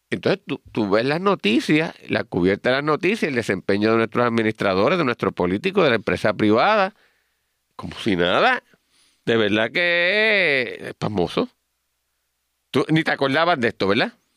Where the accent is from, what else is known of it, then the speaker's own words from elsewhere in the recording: Puerto Rico; nosotros los puertorriqueños